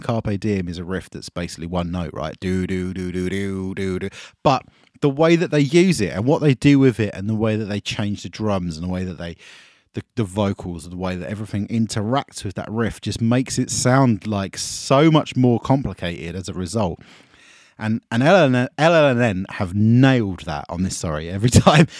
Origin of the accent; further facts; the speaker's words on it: Essex, East of England, United Kingdom; I'm from Essex